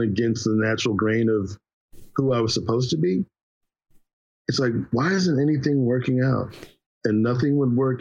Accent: Philadelphia, Pennsylvania, United States; growing up in Philly

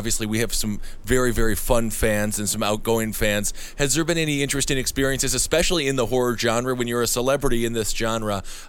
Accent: Wisconsin, United States; moved away; I'm from Wisconsin

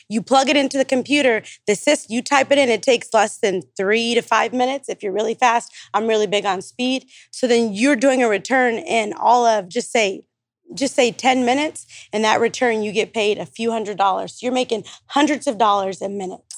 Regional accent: Stockton, California, United States; now in Dallas, United States; I'm from Stockton, California, but I live in, like, Dallas, Texas

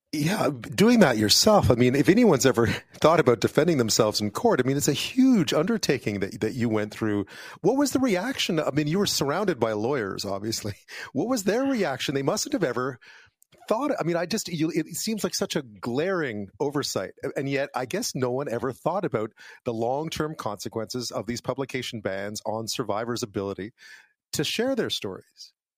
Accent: Quebec, Canada; moved away; I grew up in Quebec

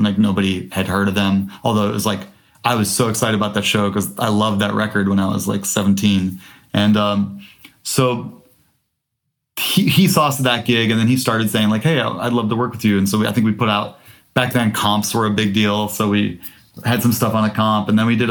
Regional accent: Midwest, United States; Cause as Midwesterner in 2001, that was like a really East Coast sound.

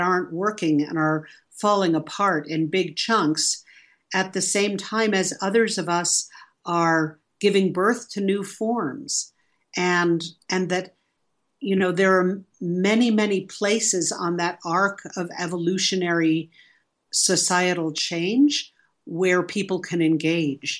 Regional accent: New York City, New York, United States; I grew up in New York City

